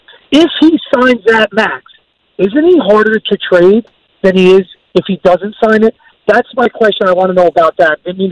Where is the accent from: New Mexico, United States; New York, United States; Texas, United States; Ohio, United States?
New York, United States; I grew up in New York when he played.